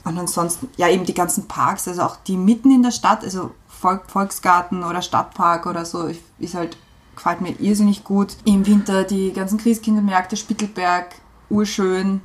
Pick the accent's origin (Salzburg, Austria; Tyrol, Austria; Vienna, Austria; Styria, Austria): Vienna, Austria; also born or lived in Eisenstadt, Burgenland / Trausdorf an der Wulka; Ich bin geboren im Burgenland, in Eisenstadt und dann haben wir gewohnt, also wir haben gewohnt in Trausdorf an der Wulke Weltmetropole. Und wie ich dann, ich glaube, vier oder fünf Jahre alt war, sind wir nach Wien gezogen, auch eben nach Simmering